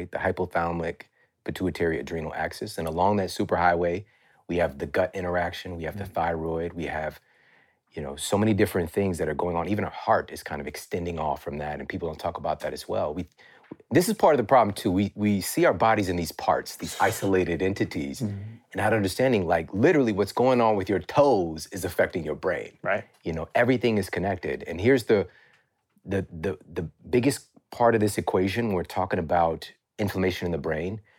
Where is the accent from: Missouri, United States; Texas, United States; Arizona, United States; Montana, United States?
Missouri, United States; Ferguson; I'm from Ferguson, Missouri. Like, it's crazy that I'm even in this position right, right now.